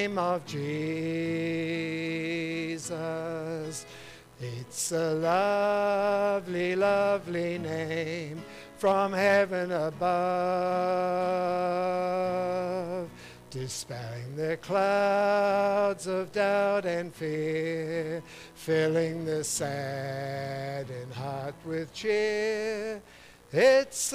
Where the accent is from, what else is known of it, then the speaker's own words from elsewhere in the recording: Auckland, New Zealand; I was born in Mount Albert, one of four children to a sort of like a middle class family. We lived right on the top of Mount Albert